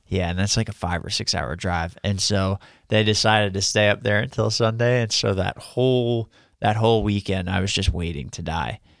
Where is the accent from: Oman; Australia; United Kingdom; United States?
United States; Long Island, New York; now in Florida, United States; I'm from Long Island.